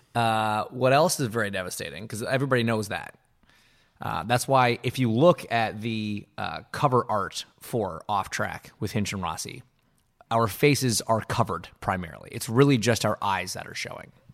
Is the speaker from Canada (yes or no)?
yes; Canada; growing up in Canada in the eighties and nineties